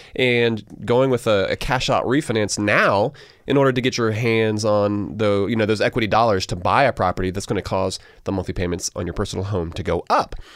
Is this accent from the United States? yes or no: yes; Augusta, Georgia, United States; I grew up in Augusta, which means that South Carolina literally was across the border